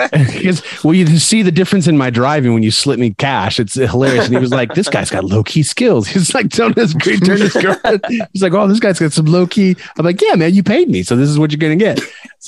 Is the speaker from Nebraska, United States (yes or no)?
no; Arizona, United States; And I'm like, what? Like, I'm from Arizona. Like, we're action neutral.